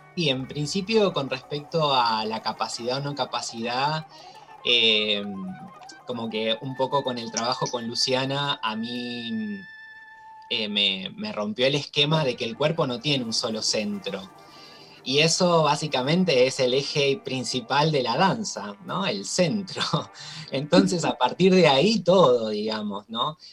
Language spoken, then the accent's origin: Spanish; Toay, La Pampa, Argentina; moved away; yo soy de La Pampa y eh, vengo de un pueblo, del pueblo de Olga Orozco, de un pueblito muy chiquito que se llama Toay